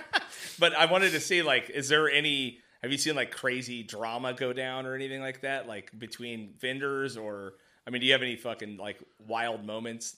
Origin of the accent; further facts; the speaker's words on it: Mojave Desert, California, United States; I grew up in the desert, right? Like, way out in Mojave